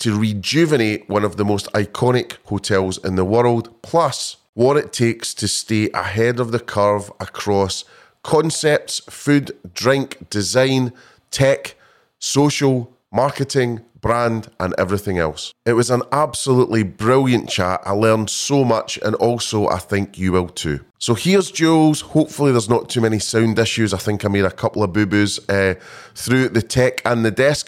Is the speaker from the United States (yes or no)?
no; Scotland, United Kingdom; being a Scotsman